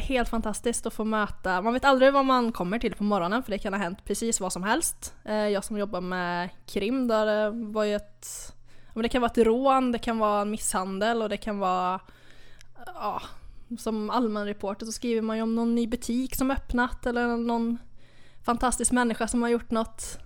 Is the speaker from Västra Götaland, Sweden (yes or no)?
yes; Hova, Västra Götaland, Sweden; now in Södra Råtorp, Sweden; jag är från, eh, Lilla Hova i Skaraborg